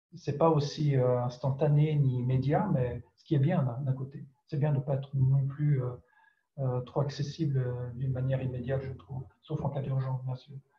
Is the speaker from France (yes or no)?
yes; France; first language French; also born or lived in Ireland; J'étais éduqué en français, en France, c'est ma langue maternelle